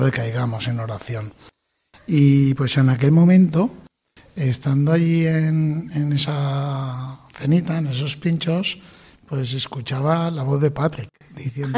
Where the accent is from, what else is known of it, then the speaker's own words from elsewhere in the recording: Valencian Community, Spain; nosotros somos valencianos